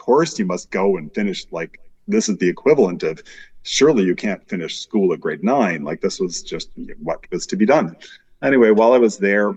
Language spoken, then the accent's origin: English; Vancouver, British Columbia, Canada; I grew up in Vancouver